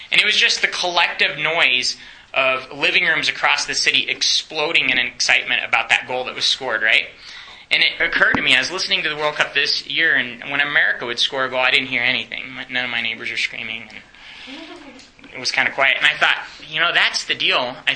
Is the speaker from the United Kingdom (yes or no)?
no; Romania; English is a second language; I grew up in Romania.